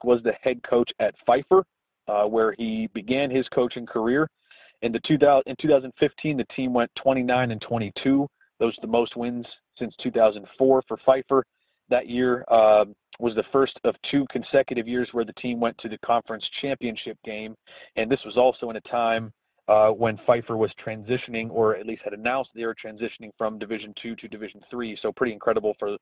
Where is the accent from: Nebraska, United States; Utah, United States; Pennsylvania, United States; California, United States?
Pennsylvania, United States; I'm from Pennsylvania